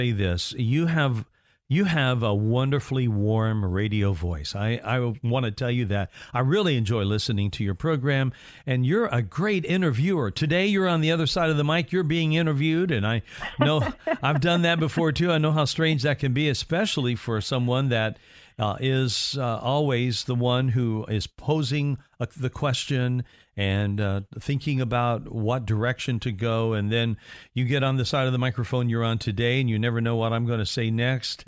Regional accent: Indiana, United States; moved away; my home state of Indiana

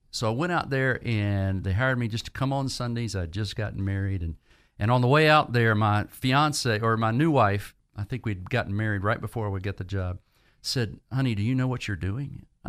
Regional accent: Virginia, United States; But during college in Virginia, I grew up primarily in Virginia, felt a sense of call towards ministry.

